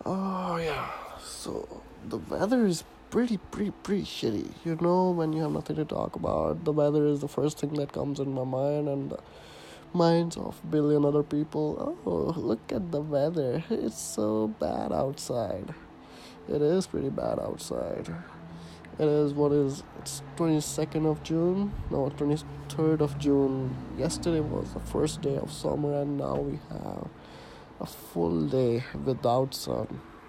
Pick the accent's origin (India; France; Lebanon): India; accent: partly Indian; now in Canada; 23-year-old Indian guy who is living in Canada right now. And yes, my accent is not Canadian. Yes, my accent is not completely Indian either, because I am in the middle of everything.